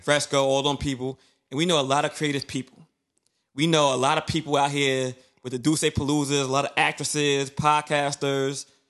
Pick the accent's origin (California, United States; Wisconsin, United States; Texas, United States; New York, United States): New York, United States; New York City; I'm from Brooklyn, but nine times out of ten, when I growing up, I didn't leave the neighborhood